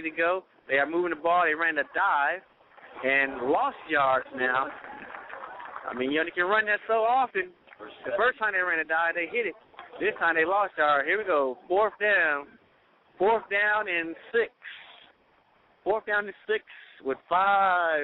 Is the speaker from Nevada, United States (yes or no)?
yes; Las Vegas, Nevada, United States; I'm from Las Vegas.